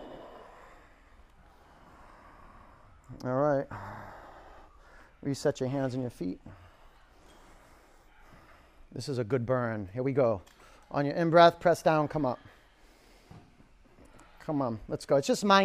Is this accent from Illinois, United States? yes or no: no; Boston, Massachusetts, United States; I'm a New Englander. I'm a Bostonian.